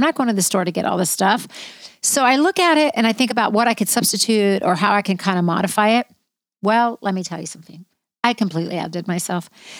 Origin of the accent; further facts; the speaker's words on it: Israel; moved away; I'm Middle Eastern. I'm from Israel. I was born there.